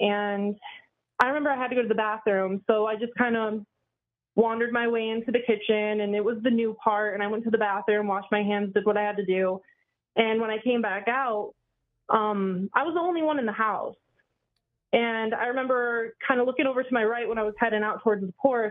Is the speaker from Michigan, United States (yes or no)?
yes; Michigan, United States; also born or lived in Indianapolis; I'm from Michigan